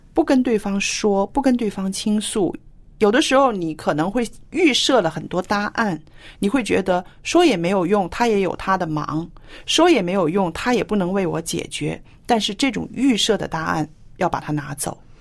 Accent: China; 我是非常典型的那种中国人了

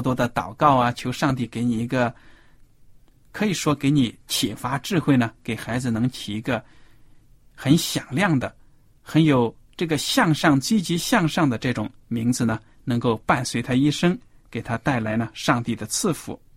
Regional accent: China; 对我们中国人来说，可以说是非常陌生的一个礼节，因为在我们中国的古代的文化呢

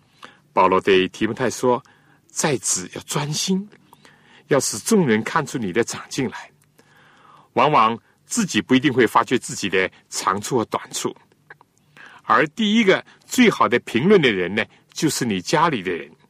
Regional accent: China; 正像我们中国人所讲的中庸，要有控制，而且要自然。

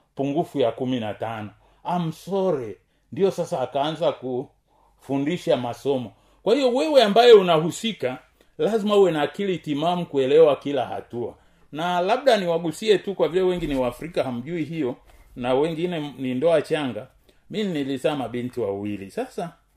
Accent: Tanzania; kama mtanzania

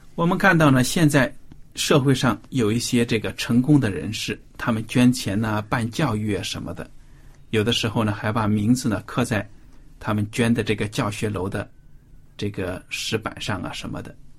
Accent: China; 如果比如说我们现在中国人，作为中国人遭到了外敌的入侵

